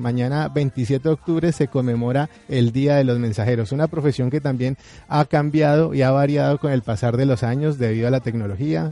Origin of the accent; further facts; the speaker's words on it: Colombia; nuestro país